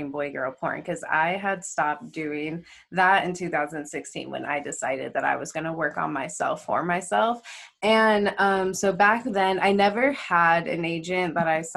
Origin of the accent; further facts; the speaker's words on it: California, United States; moved away as an adult; now in Las Vegas, United States; I'm from California, but I've lived in Vegas